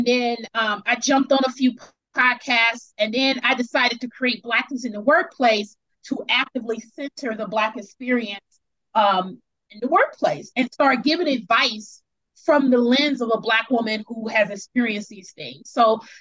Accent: Milwaukee, Wisconsin, United States; moved away as an adult; now in Seattle, United States; So I'm originally from Wisconsin, which is in the middle of the United States. It's the Midwest. It's very conservative. I'm from Milwaukee, which is a city in Wisconsin

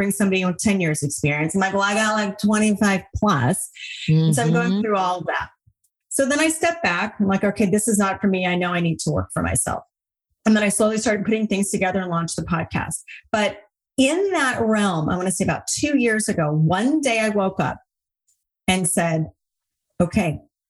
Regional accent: Hawaii, United States; I grew up in Hawaii

